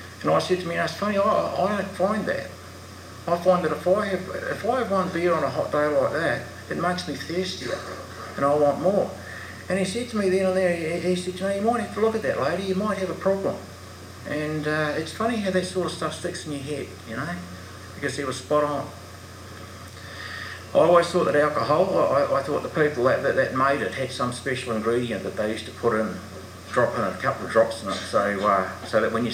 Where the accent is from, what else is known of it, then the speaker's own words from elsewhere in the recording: New Zealand; now in Australia; I'm a Kiwi